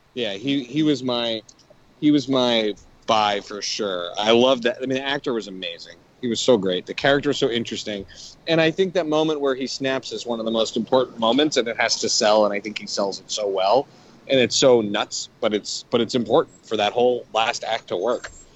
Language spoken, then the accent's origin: English; Canada; moved away; growing up in Canada